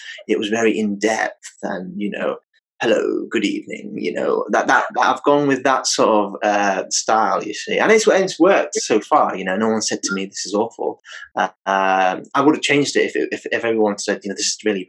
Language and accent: English; United Kingdom; I'm British